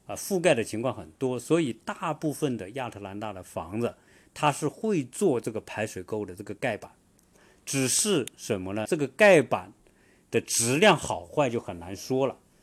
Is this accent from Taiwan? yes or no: no; China; now in United States; 我作为中国人